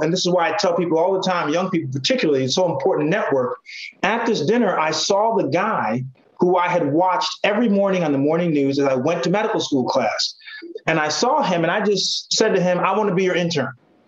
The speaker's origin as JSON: {"language": "English", "region": "Connecticut", "country": "United States", "tie": "born or raised there", "said": "even though I grew up in Connecticut, my grandparents are from the South"}